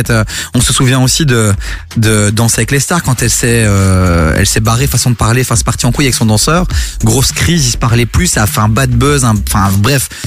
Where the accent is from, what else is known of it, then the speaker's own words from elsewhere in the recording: France; Je suis français aussi.